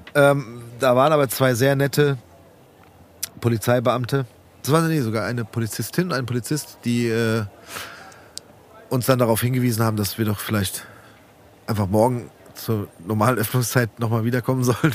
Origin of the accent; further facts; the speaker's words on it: Rödelheim, Hesse, Germany; bei uns in Rödelheim